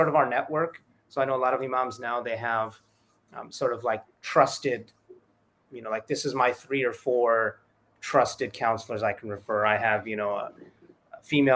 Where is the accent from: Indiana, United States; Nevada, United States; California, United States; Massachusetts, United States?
California, United States; Southern; moved away as an adult; also born or lived in Toronto / Egypt / San Antonio, Texas; I grew up in Southern California, very large Latino population